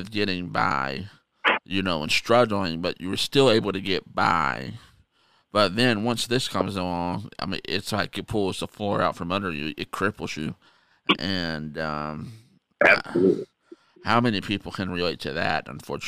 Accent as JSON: {"language": "English", "country": "United States", "said": "being an American"}